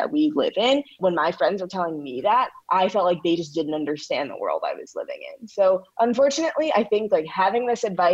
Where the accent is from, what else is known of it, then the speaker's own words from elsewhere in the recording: St. Louis, Missouri, United States; I'm from St. Louis, where the birth of the Black Lives Matter movement was